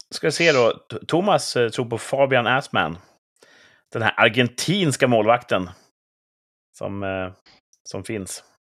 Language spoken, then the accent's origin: Swedish; Sweden; vi är ju svenskar